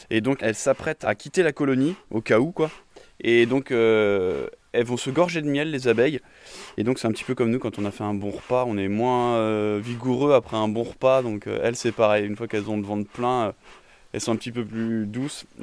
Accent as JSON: {"language": "French", "town": "Servon-sur-Vilaine", "region": "Brittany", "country": "France", "said": "je suis de Servon-sur-Vilaine, puis mes ruchers sont euh, à proximité de mon domicile."}